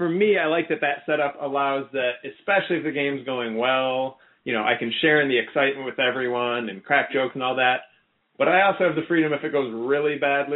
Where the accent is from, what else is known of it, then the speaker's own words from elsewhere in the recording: Chicago, Illinois, United States; I grew up in Chicago